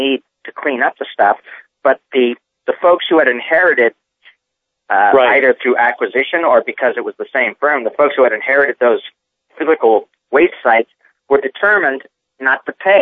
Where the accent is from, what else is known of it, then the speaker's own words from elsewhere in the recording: Reading, Massachusetts, United States; I grew up in Reading, Massachusetts